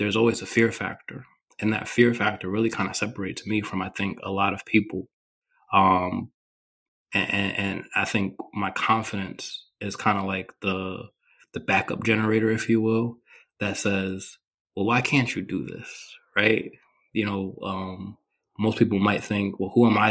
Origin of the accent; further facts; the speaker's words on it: New York, United States; I grew up in New York